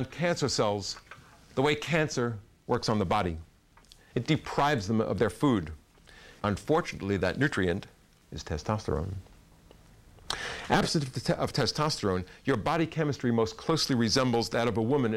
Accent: New York, United States; I'm from New York

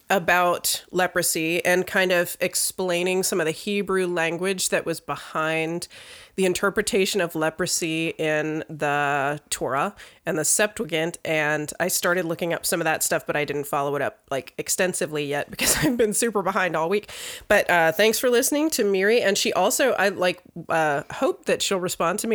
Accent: Virginia, United States; I grew up in Virginia

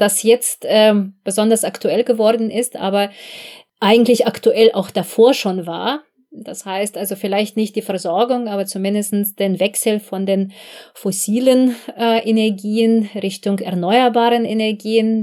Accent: Belarus; moved away as an adult; now in Germany; Ich komme ursprünglich selbst äh, aus Belarus, also ich bin dort geboren, mhm. aufgewachsen

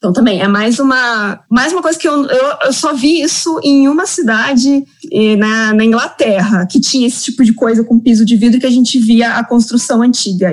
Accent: Curitiba, Paraná, Brazil; Eu sou curitibana e moro em Curitiba

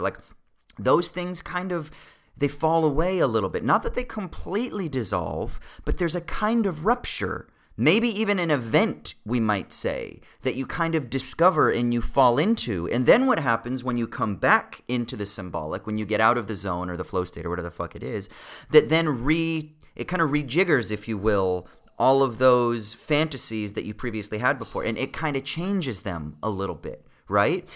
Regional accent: Southern California, United States; the thirty years or whatever of growing up in Southern California

